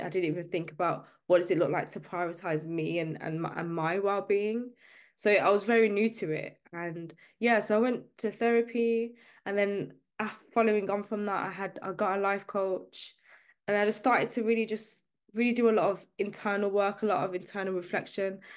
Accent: Birmingham, West Midlands, United Kingdom; I'm from the U K, uh, I'm, I'm from Birmingham specifically. I grew up in a working class background

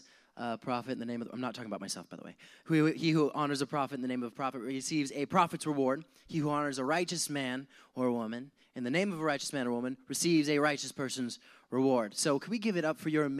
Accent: Montana, United States; moved away as an adult; also born or lived in Wyoming; now in San Diego, United States; I grew up in Montana, later on moved to Wyoming at the age of like 11, and 11 19. I lived in Wyoming, moved back to Montana, just moved around between those two states a lot.

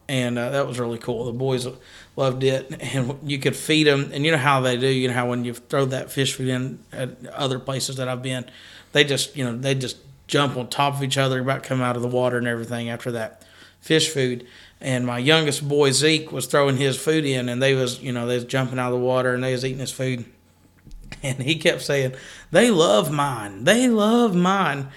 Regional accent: Kentucky, United States; we are from Kentucky

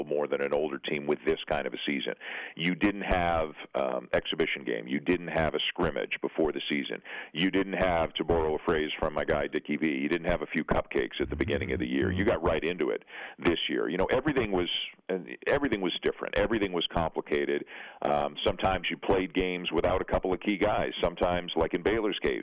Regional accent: Canada; I'm Canadian, for those who don't know, down there. And I've always lived in Canada

